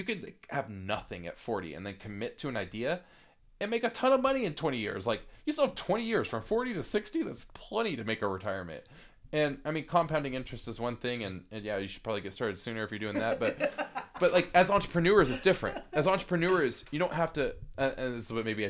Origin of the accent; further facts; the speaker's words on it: United States; also born or lived in Seattle; I'm American